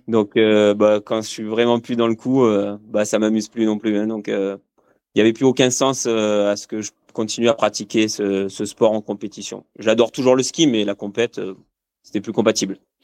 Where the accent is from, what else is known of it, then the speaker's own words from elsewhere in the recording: Marseille, Provence-Alpes-Côte d'Azur, France; moved away as an adult; also born or lived in Aubagne / Cadolive / Bordeaux; now in Gap, France; moi je suis originaire de, de Marseille